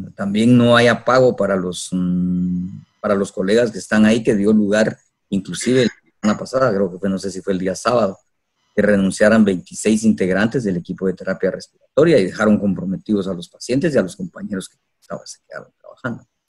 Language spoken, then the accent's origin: Spanish; Coatepeque, Quetzaltenango, Guatemala; soy de Cotepeque